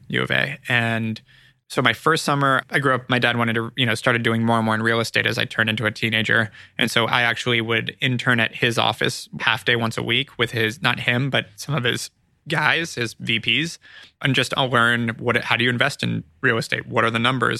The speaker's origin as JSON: {"language": "English", "town": "Ojai", "region": "California", "country": "United States", "tie": "born or raised there", "also_born_or_lived": "Los Angeles, United States / Arizona, United States", "moved": "as an adult", "lives_now": "Santa Monica, United States", "said": "Born here, but grew up in Ojai"}